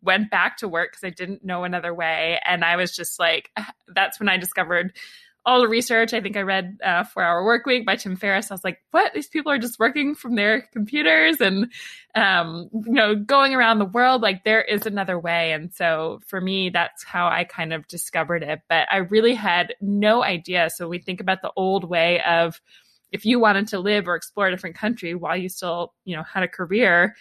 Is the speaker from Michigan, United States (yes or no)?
no; Atlanta, Georgia, United States; moved away as an adult; also born or lived in New York / Los Angeles; I grew up in Atlanta in the US and was there from the time I was born until I was 18